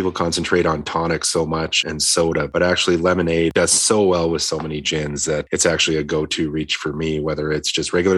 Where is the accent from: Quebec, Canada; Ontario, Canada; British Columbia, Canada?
British Columbia, Canada; Victoria; moved away; also born or lived in Edmonton, Alberta; I was growing up in Victoria at the time